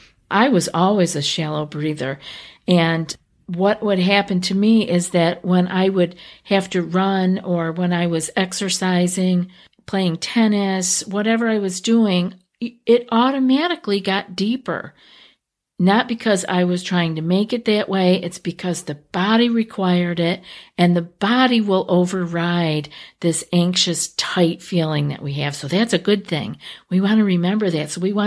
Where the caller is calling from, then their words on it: Russia; I am from Russia. Unfortunately, they don't usually talk about such things here.